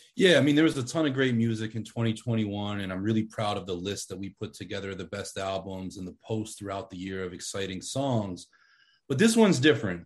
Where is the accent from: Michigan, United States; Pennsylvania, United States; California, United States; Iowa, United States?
Pennsylvania, United States; Pittsburgh; now in Philadelphia, United States; I grew up in Pittsburgh